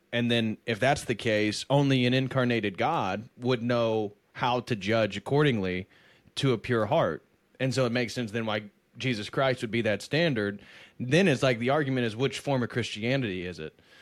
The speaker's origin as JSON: {"language": "English", "country": "United States", "said": "I love being American. I'm very proud of it"}